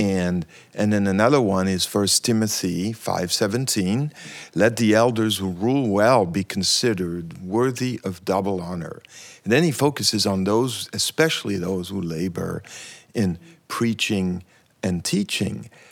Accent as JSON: {"language": "English", "country": "Switzerland", "moved": "yes", "lives_now": "United States", "said": "I'm from Switzerland originally, and I've been in the U S for a long time"}